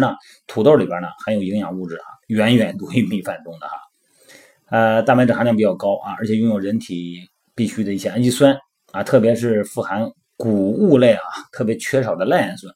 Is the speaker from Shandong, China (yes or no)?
yes; Shandong, China; 我们老家山东的嘛，我们就比较喜欢吃土豆啊